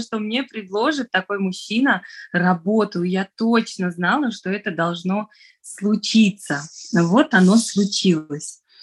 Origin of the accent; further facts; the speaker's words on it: Dushanbe, Tajikistan; first language Russian; moved away as an adult; now in Moscow, Russia; Вообще я родилась, выросла в Таджикистане. Я выросла в Душамбе, это столица